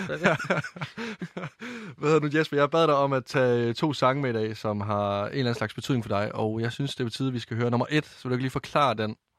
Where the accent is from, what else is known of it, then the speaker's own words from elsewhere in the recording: Varde, Southern Denmark, Denmark; moved away; Jeg kommer fra Varde i Vestjylland